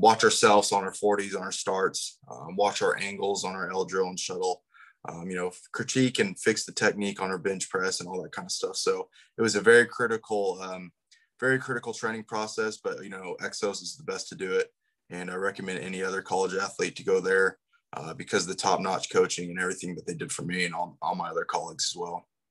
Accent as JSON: {"language": "English", "town": "Topeka", "region": "Kansas", "country": "United States", "tie": "born or raised there", "said": "I'm actually from the far outskirts of Topeka"}